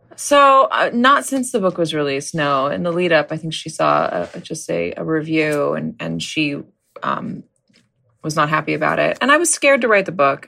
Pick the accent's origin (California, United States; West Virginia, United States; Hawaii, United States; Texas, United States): California, United States; Los Angeles; moved away; my hometown, the Palisades, which, which is a, it's a nice place. It's gotten extremely wealthy since I left